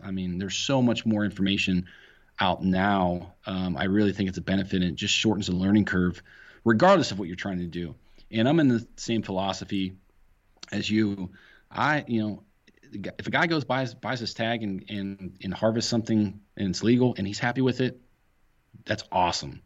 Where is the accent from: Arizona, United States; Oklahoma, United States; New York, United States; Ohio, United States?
Ohio, United States